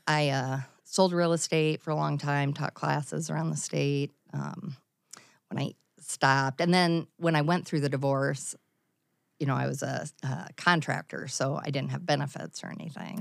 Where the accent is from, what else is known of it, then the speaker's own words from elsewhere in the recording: Mount Vernon, Iowa, United States; also born or lived in Cedar Rapids, Iowa; I graduated in nineteen eighty-eight in Mount Vernon